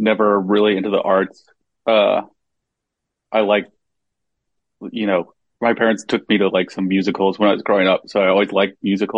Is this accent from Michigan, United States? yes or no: no; Chicago area, Illinois, United States; moved away as an adult; also born or lived in Bloomington, Indiana; now in Bay Area, United States; I'm from the Chicago area, and so we moved to the city, and then we moved out here in 2008